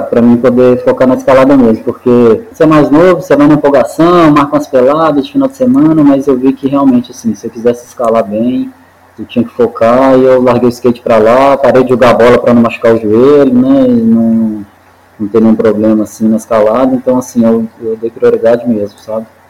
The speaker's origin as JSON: {"language": "Portuguese", "town": "Belo Horizonte", "region": "Minas Gerais", "country": "Brazil", "tie": "born or raised there", "also_born_or_lived": "Montes Claros, Minas Gerais", "lives_now": "Serra do Cipó, Brazil", "said": "na verdade eu sou natural de Montes Claros, no norte de Minas, né? Mas minha família veio quando eu tinha por volta de uns oito anos para Belo Horizonte"}